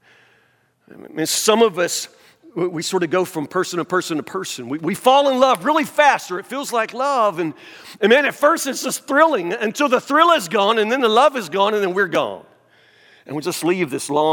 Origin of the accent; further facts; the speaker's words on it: United States; I'm preaching in my hometown